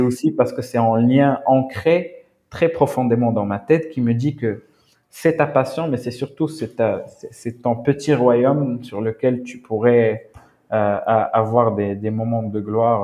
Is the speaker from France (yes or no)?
no; Morocco; Je m'identifie en tant que Marocain, euh, Amazir, africain, arabe, musulman